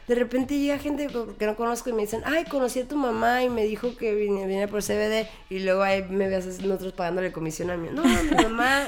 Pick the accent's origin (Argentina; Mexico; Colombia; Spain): Mexico; Tijuana, Baja California; yo crecí literalmente en la REU.